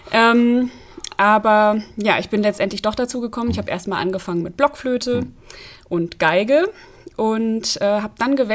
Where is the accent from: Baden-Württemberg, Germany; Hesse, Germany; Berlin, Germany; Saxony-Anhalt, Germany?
Hesse, Germany; Petersberg; also born or lived in Fulda; wie man schon gehört hat. Ich bin Oboistin, bin in Fulda geboren, in Petersberg aufgewachsen